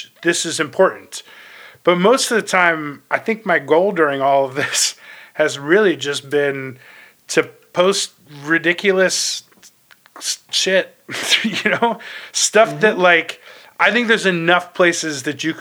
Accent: Ohio, United States; now in New York, United States; I'm from Ohio originally, and my parents are still there

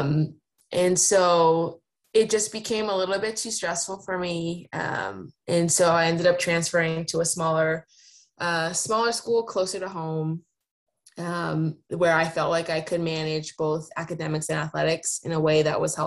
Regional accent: East Coast, United States; moved away as an adult; now in Seattle, United States; I'm also like born and raised on the East Coast. My parents are from New York

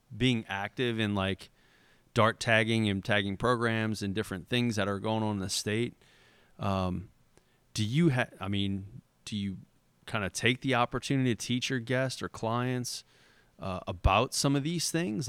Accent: Port Sulphur, Louisiana, United States; growing up in, in Port Sulphur

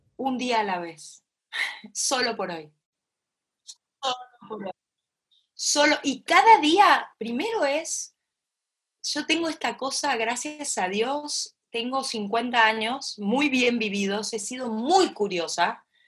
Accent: Concordia, Entre Ríos, Argentina; yo mamé en Concordia, como bien me dijiste al principio, en mi tierra natal, en Entre Ríos, en Argentina, en la frontera con Uruguay, esta, familia que me crió, cómo me criaron, cerca del río

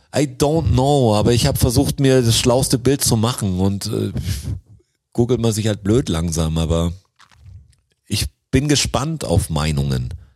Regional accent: Swabia, Germany; als Schwabe

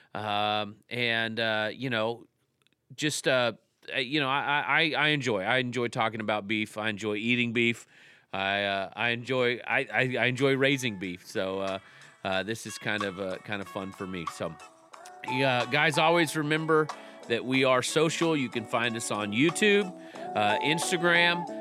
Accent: Texas, United States; I grew up in Texas.

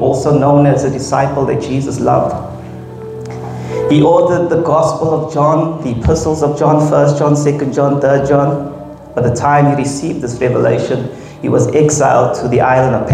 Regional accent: Pietermaritzburg, KwaZulu-Natal, South Africa; I'm born proud from Sleepy Hollow.

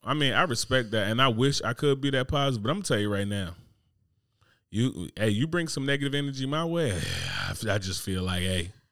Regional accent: New Jersey, United States; moved away; growing up in Jersey

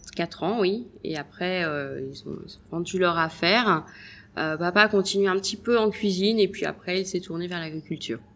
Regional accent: Deauville, Normandy, France; moved away as an adult; also born or lived in Paris / Switzerland; now in Nice, France; moi je suis originaire de Deauville

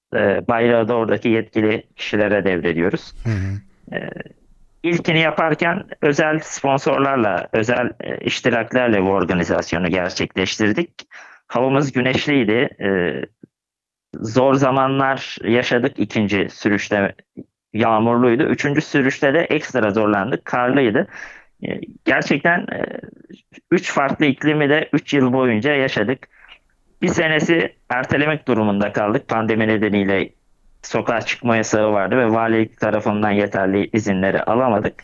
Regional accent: Gebze, Kocaeli, Turkey; also born or lived in Kadıköy, Istanbul; Kadıköy İstanbul doğumluyum. Doğma büyüme Gebzeliyim.

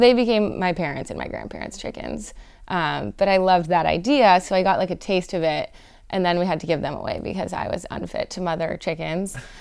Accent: Los Angeles, California, United States; I grew up in the South Bay

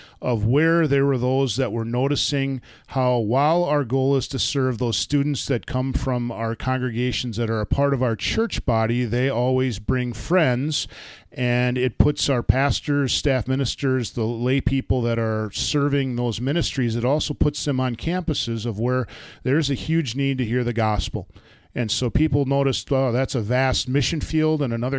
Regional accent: Beaver Dam, Wisconsin, United States; I was born in Wisconsin, in Milwaukee, and my parents, my mom was a nurse, my dad was a pastor, my dad was assigned to Mobridge, South Dakota, but then moved to Beaver Dam, Wisconsin, is where I grew up and called home.

